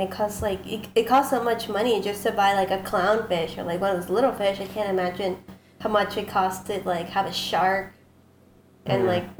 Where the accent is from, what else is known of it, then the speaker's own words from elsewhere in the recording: Philadelphia, Pennsylvania, United States; now in San Antonio, United States; I'm from Philly. I moved here.